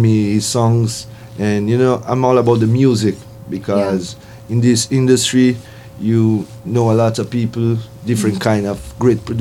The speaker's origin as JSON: {"language": "English", "country": "Brazil", "tie": "born or raised there", "second_language": "English", "said": "I was born in Brazil."}